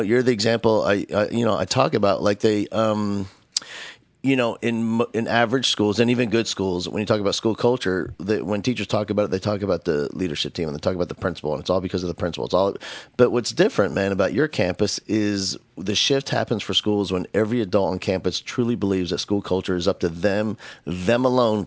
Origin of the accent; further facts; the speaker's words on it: Northeast, United States; moved away; I grew up in the Northeast